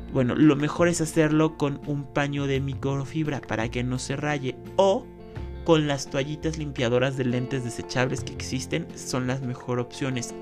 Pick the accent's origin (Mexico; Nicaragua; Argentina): Mexico; como mexicanos